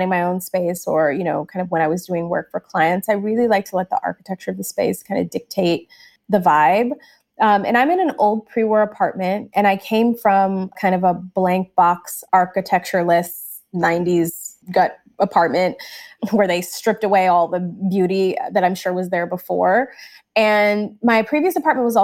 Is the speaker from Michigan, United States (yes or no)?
yes; Michigan, United States; I grew up in Michigan